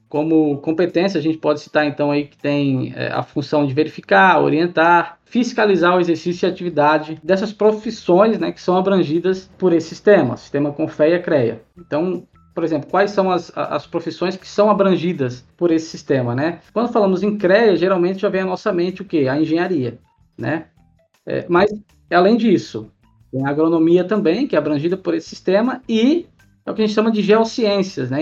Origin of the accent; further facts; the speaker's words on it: Florianópolis, Santa Catarina, Brazil; also born or lived in Goiás; now in Cuiabá, Brazil; sou natural de Florianópolis, mas há, ah, há tempos moro na, na região centro-oeste e alguns anos vim para Cuiabá por conta de trabalho